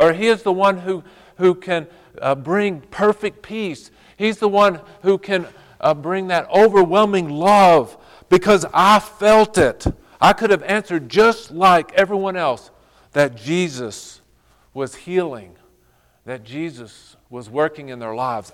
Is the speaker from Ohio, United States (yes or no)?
no; Fort Stockton, Texas, United States; I grew up in Fort Stockton, Texas, out in the middle of nowhere